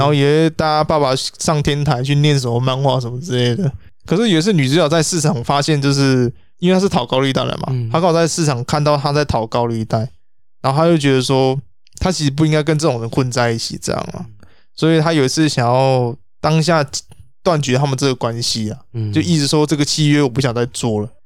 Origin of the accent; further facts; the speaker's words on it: Taiwan; 我们台湾这边